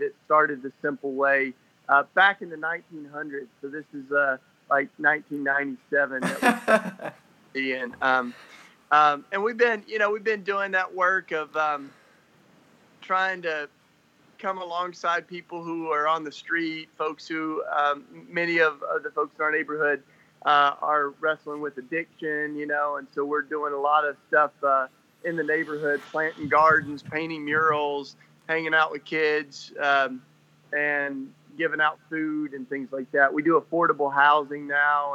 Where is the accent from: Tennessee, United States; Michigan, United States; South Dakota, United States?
Tennessee, United States; now in Philadelphia, United States; I grew up in Tennessee.